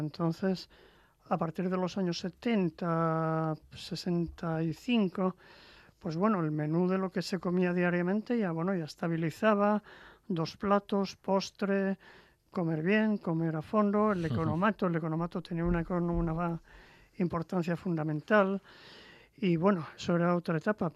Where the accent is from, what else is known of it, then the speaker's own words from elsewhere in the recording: Langreo, Asturias, Spain; yo soy de, de Sama de Langreo.